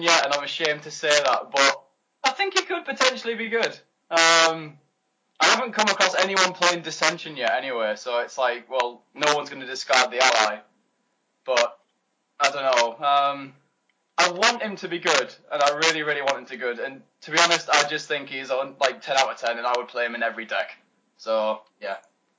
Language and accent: English; Middlesbrough, North East England, United Kingdom; I'm from Middlesbrough, which is arguably one of the best metas in the UK